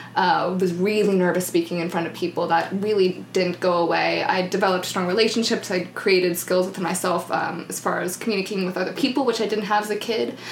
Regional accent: the Maritimes, Canada; English is a second language; moved away as an adult; also born or lived in New Brunswick; now in Vancouver, Canada; I'm from the Maritimes.

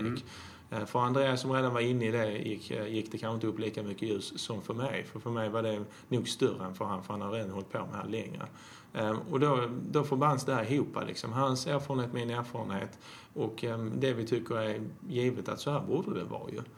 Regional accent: Skåne, Sweden; also born or lived in Jämtland; Jag är uppväxt eh, till mesta delen i Skåne men jag har faktiskt bott i Jämtland, tro det eller ej

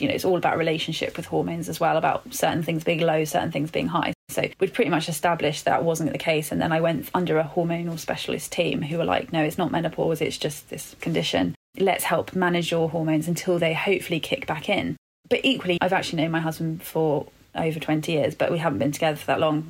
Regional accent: London, United Kingdom; also born or lived in Birmingham; I'm born and bred Londoner

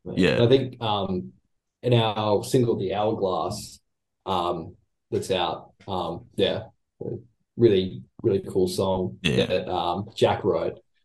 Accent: Australia; we're all Australian

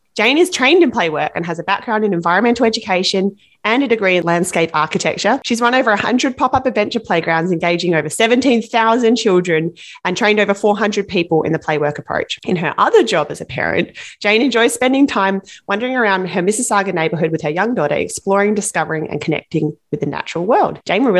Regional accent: Australia; moved away; I grew up in Australia and we had a big back garden with a mulberry bush.

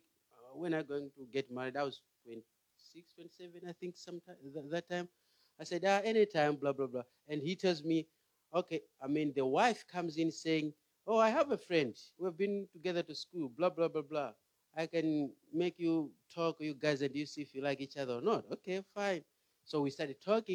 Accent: Malawi; moved away; I'm from Malawi

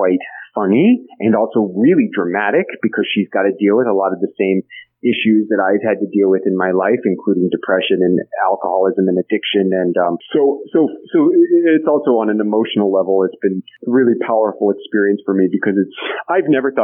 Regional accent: Kansas City, United States; growing up in Kansas City

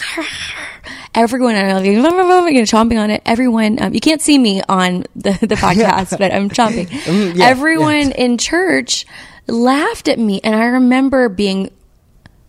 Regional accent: United States; I'm from the South and in a little teeny tiny town on the Texas-Louisiana border on the Gulf Coast. And my mother's family's from there for like going back like six generations

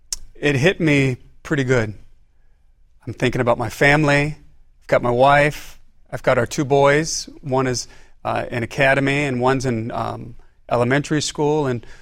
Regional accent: California, United States; also born or lived in Philippines / Rapid City, South Dakota; I was born and raised in California.

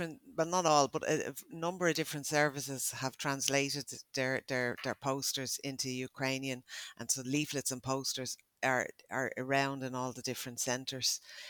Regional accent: Ireland; and that's as an Irish person.

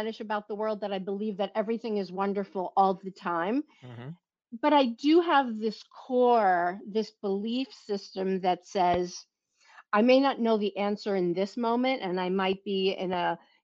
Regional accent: New York City, New York, United States; also born or lived in Southern Italy; my family located to this area of Brooklyn when I was 5 years old

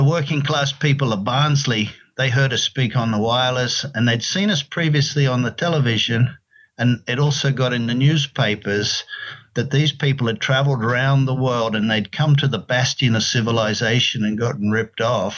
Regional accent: Queensland, Australia; moved away as an adult; also born or lived in Sydney; now in United States; I'm from Queensland, northeastern Australia

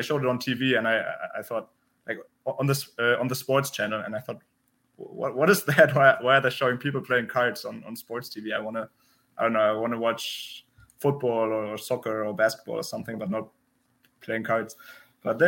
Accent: Berlin, Germany; English is a second language; moved away as an adult; now in Vienna, Austria; I'm German. I grew up in Germany, in Berlin

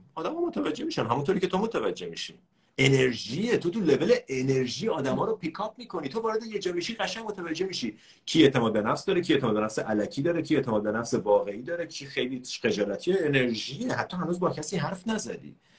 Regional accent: Iran; ما ایرانیام

